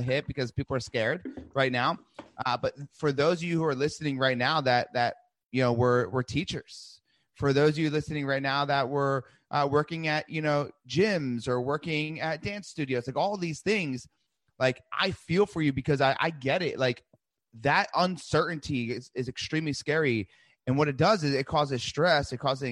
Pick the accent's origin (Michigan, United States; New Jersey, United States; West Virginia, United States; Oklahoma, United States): New Jersey, United States; I grew up in New Jersey